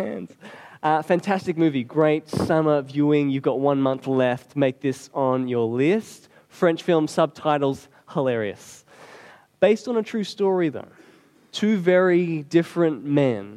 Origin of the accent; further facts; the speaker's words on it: Australia; we're Aussie